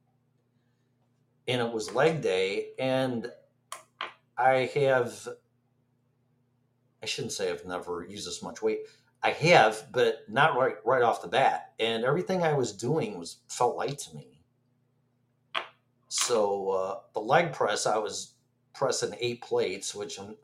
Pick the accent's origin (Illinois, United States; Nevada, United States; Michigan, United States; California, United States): Illinois, United States; now in Florida, United States; Born and raised in Illinois, where every other governor is sitting in prison.